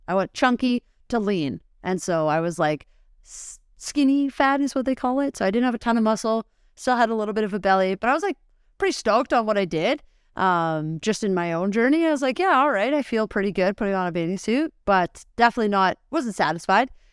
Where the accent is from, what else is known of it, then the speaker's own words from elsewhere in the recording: Nelson, British Columbia, Canada; moved away as an adult; So I was living in B C, and so I grew up actually in Nelson, B C. I moved here, uh, February twenty twenty.